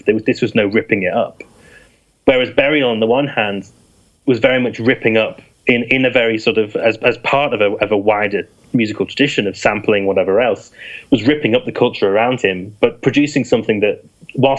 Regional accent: Yorkshire and the Humber, United Kingdom; moved away; I'm from East Yorkshire originally

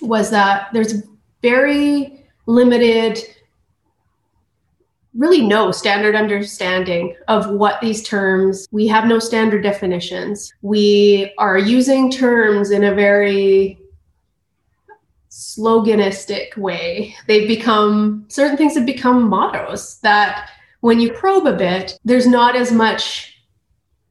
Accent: Tla'amin Nation, British Columbia, Canada; I'm from the Flaman Nation. I see there's someone else in the chat who's in my home territories, which is about 200 kilometers up the coast from where I'm joining today

